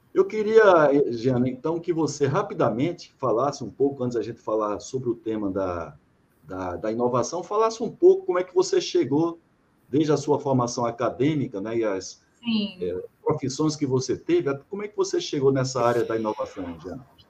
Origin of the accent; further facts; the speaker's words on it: interior of Paraíba, Brazil; moved away as an adult; also born or lived in Salvador, Bahia; Eu sou de, da Paraíba, né, do interior da Paraíba. E cheguei aqui em 87 para trabalhar aqui no Polo Petroquímico